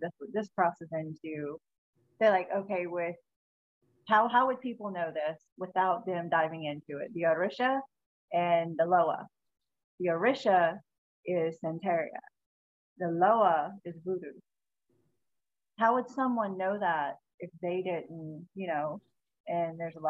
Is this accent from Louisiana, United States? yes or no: yes; South Louisiana, United States; I'm from South Louisiana.